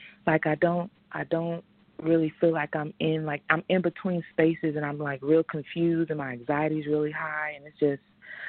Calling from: Atlanta, Georgia, United States; I'm calling from Atlanta, and my birthday is November 19th, 1991.

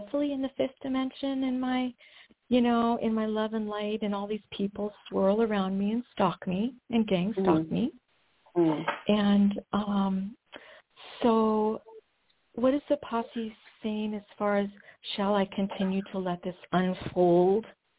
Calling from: Washington, United States

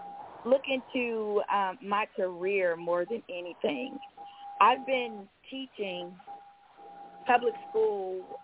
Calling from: Georgia, United States; I'm calling from Georgia.

